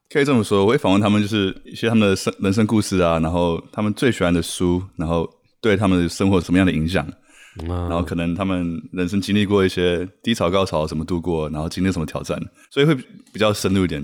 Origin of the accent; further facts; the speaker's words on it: Taiwan; moved away; also born or lived in New York; 我在台湾长大